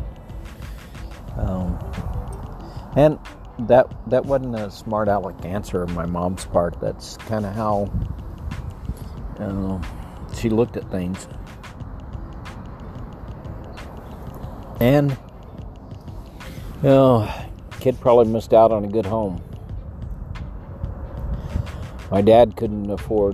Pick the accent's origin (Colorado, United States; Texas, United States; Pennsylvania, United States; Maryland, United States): Texas, United States; El Paso; I was raised in El Paso.